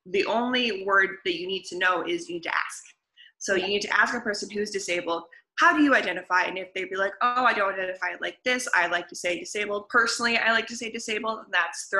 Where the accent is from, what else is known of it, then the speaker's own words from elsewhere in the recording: Michigan, United States; also born or lived in Leicester; I'm originally from the United States. I grew up in Michigan.